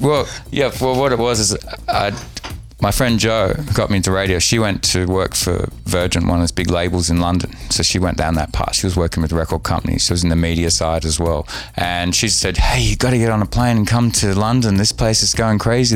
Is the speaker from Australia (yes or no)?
yes; Sydney, New South Wales, Australia; I grew up on beaches at Manly